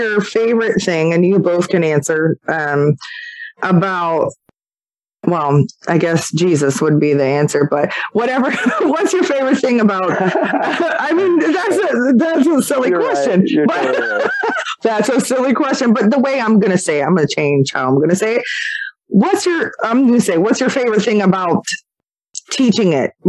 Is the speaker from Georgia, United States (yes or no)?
no; Maryland, United States; we're from Maryland